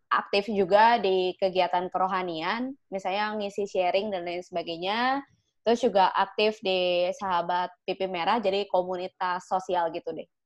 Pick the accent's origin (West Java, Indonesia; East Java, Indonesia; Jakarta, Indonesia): West Java, Indonesia; Sukabumi; Asli suka bumi